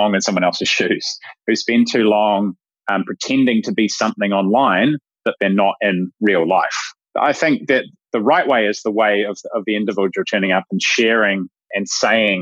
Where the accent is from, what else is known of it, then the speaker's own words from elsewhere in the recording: New Zealand; I'm a Kiwi